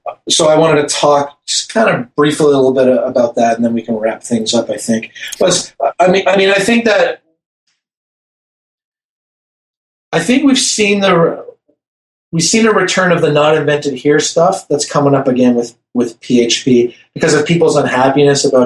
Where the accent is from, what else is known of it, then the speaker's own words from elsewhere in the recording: Canada; accent: Canadian; my Canadian accent